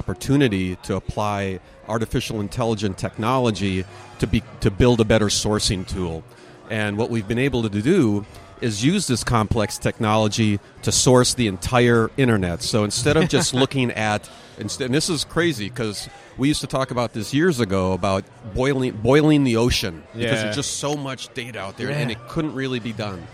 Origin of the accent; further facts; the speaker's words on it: Minneapolis, Minnesota, United States; moved away as an adult; now in California, United States; I'm a transplant from the Midwest. I was born born up in Minneapolis.